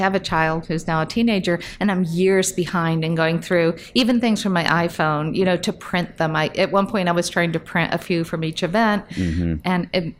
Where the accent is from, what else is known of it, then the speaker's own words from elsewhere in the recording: Fort Myers, Florida, United States; moved away as an adult; now in New York, United States; I grew up in Southwest Florida, mm-hmm. Fort Myers